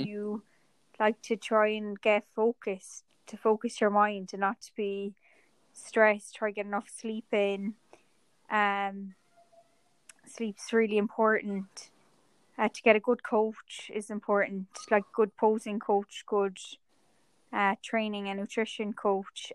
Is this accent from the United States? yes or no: no; Ireland; I'm from Ireland and I grew up in the countryside